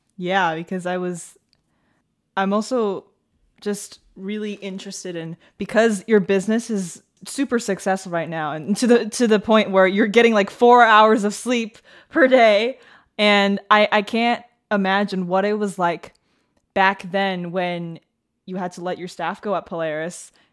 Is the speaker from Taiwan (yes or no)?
yes; Taipei, Taiwan; I grew up in Taipei